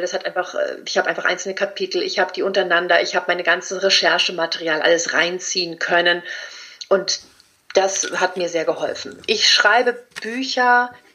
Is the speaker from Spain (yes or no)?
yes; Spain; ich bin Spanierin